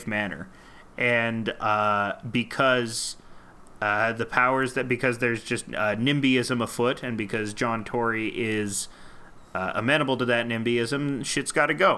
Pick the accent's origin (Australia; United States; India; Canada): Canada